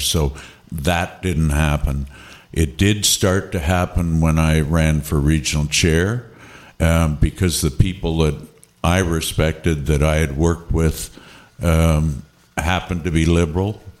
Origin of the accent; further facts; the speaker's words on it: Niagara-on-the-Lake, Ontario, Canada; I come from Niagara on the Lake